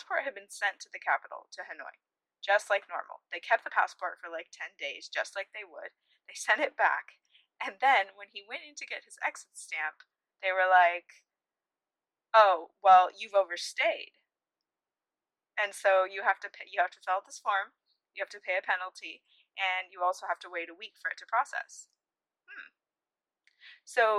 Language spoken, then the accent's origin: English; United States; moved away as an adult; I'm from America